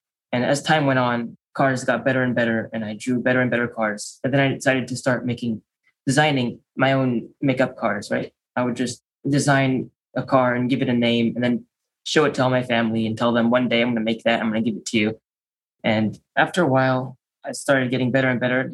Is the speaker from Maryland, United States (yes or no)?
yes; Maryland, United States; also born or lived in Chicago, Illinois; We moved to Maryland, which is where I am now